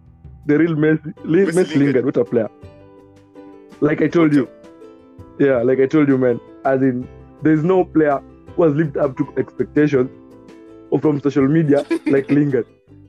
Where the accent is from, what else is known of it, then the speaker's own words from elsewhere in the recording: Maseno, Kisumu County, Kenya; I grew up in Maseno.